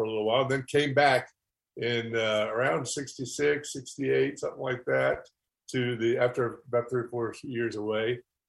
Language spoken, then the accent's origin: English; Maggie Valley, North Carolina, United States; moved away as an adult; I grew up in the Maggie Valley, right? And lived, and my parents ran a motel, you know, a traditional motel in Maggie Valley, starting in the early 70s. And I grew up there